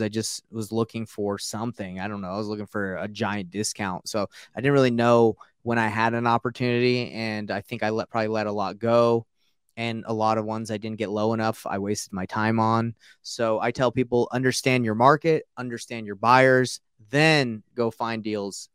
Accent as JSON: {"language": "English", "town": "Marietta", "region": "Georgia", "country": "United States", "tie": "born or raised there", "also_born_or_lived": "Roswell, Georgia", "said": "I grew up in Marietta and, uh, Roswell"}